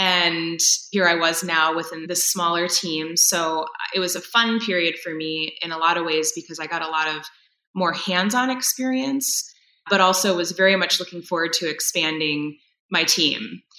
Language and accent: English; East Coast, United States; moved away as an adult; now in Wisconsin, United States; I've been in Wisconsin now for about 18 years. So it definitely feels like home. But I grew up on the East Coast and moving around a little bit.